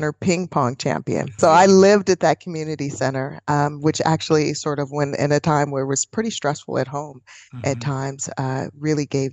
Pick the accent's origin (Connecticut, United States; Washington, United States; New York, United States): Washington, United States; Seattle; I grew up in Seattle, where there were very few people of color, particularly in my neighborhood in West Seattle